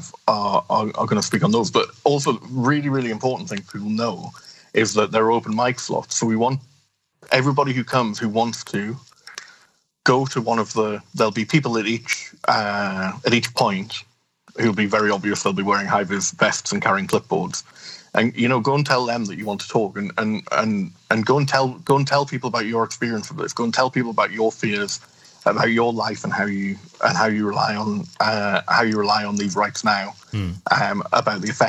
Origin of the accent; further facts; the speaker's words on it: United Kingdom; moved away as an adult; now in Belgium; Less British as a result